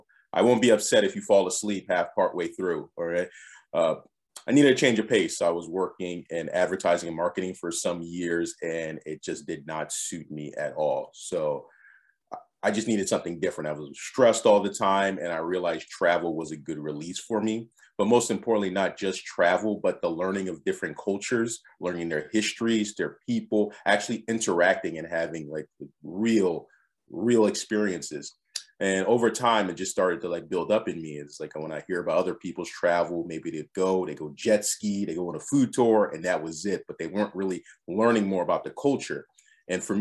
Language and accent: English; Philadelphia, Pennsylvania, United States; moved away as an adult; also born or lived in Adelaide, Australia; Born and raised in Philadelphia